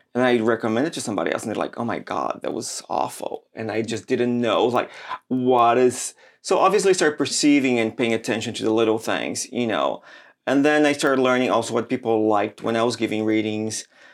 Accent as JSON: {"language": "English", "country": "Brazil", "tie": "born or raised there", "moved": "yes", "said": "I grew up in Brazil"}